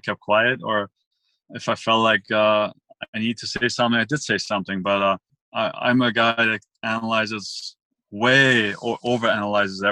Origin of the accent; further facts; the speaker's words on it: Villingen-Schwenningen, Baden-Württemberg, Germany; moved away; I'm from Germany, Schwenningen